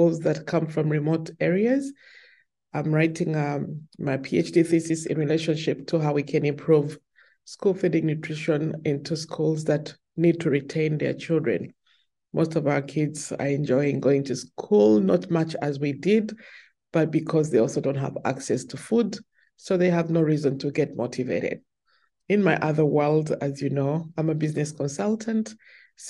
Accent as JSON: {"language": "English", "town": "Kampala", "region": "Central Region", "country": "Uganda", "tie": "born or raised there", "moved": "as an adult", "lives_now": "Seattle, United States", "said": "I am born and raised in Uganda."}